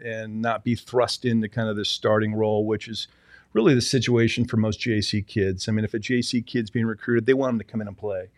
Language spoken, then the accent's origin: English; Seattle, Washington, United States; moved away; I grew up in Seattle, Washington